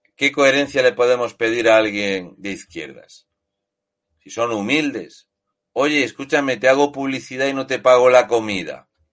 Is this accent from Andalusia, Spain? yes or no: no; Region of Murcia, Spain; Lo de murciano es porque básicamente soy de Murcia